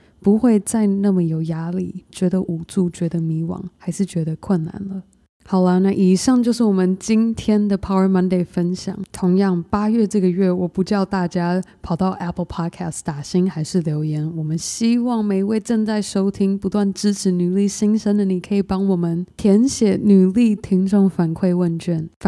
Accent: Taiwan; moved away; also born or lived in United States; 当我从台湾搬到美国念书生活，我因而失去了五年和爸爸一起成长相处的时光

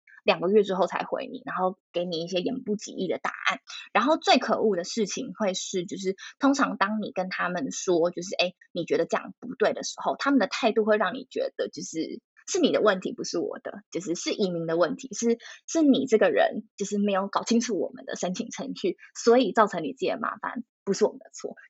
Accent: Taiwan; moved away as an adult; now in Netherlands; 我已经写我是台湾人

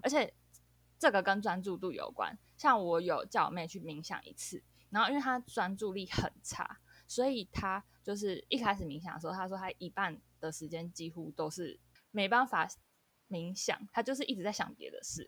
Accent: Taiwan; accent: Taiwanese Mandarin; 因为我是会讲台语

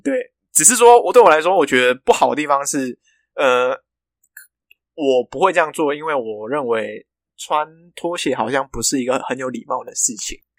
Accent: Malaysia; moved away as an adult; now in Taiwan; 我从马来西亚来到台湾

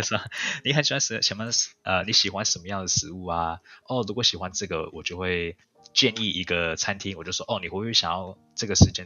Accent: Canada; also born or lived in Taiwan; 我是在加拿大出生的，但是我也有在台湾住一段时间

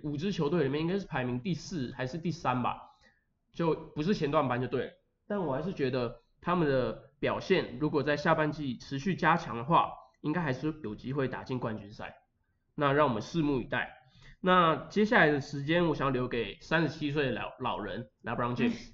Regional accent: Linkou, New Taipei, Taiwan; 我是来自林口的

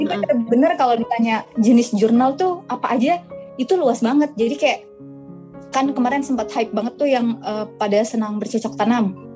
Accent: West Sulawesi, Indonesia; aku asli Sulawesi Barat. Jadi banyak yang nyangka aku aslinya Bandung. Aku asli Sulawesi Barat.

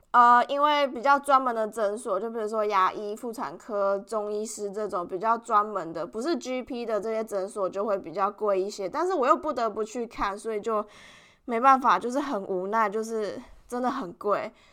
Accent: Taiwan; moved away as an adult; now in Melbourne, Australia; I'm from Taiwan

